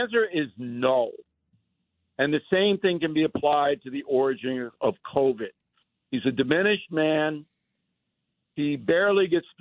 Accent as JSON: {"language": "English", "town": "Levittown", "region": "New York", "country": "United States", "tie": "born or raised there", "said": "When I was a kid on Long Island, Levittown, we played ice hockey"}